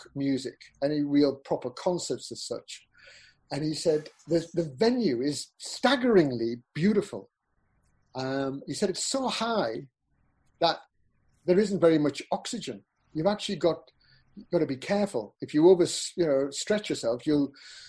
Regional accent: Peterlee, North East England, United Kingdom; also born or lived in Newcastle; I grew up in Peterlee

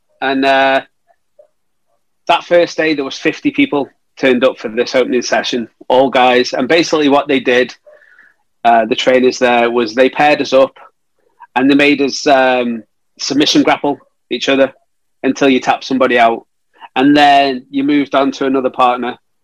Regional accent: Stoke-on-Trent, West Midlands, United Kingdom; my hometown of Stoke-on-Trent

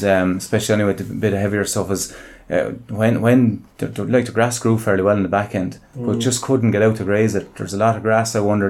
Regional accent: Wexford, Leinster, Ireland; I'm from Wexford, Ireland, it's very free drained, it's a lot of tillage and grassland there

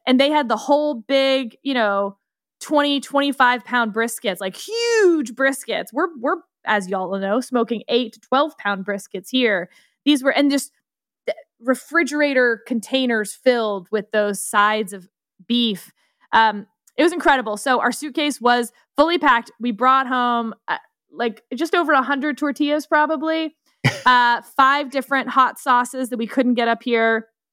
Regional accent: Texas, United States; I am from Texas

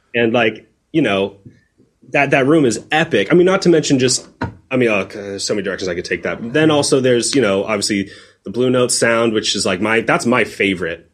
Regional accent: San Diego, California, United States; growing up in San Diego, when I was like in high school

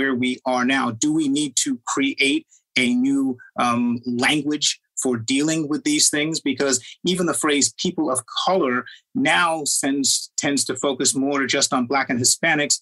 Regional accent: Trinidad & Tobago; moved away; also born or lived in England; I was born in Trinidad and grew up partly in England

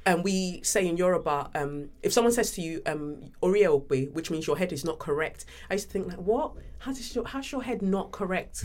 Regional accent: London, United Kingdom; also born or lived in Nigeria; growing up in Peckham, South London, you know, coming from Nigeria

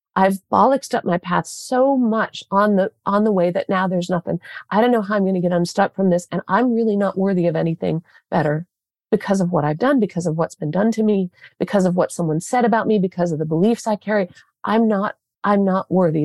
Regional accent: southwestern Michigan, United States; I grew up in southwestern Michigan

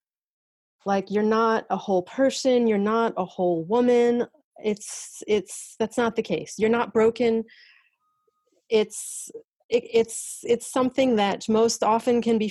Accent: United States; moved away as an adult; now in France; being an American going through it here

